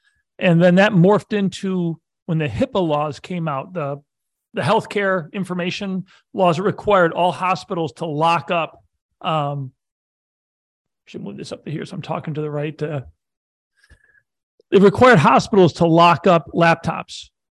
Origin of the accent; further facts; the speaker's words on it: outside of Buffalo, Western New York, United States; also born or lived in California / Syracuse, New York; I grew up in Western New York outside of Buffalo.